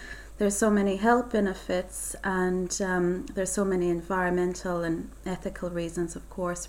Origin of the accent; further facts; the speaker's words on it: Ireland; moved away as an adult; now in New Zealand; I'm from Ireland. I've been living in New Zealand for about 2.5 years now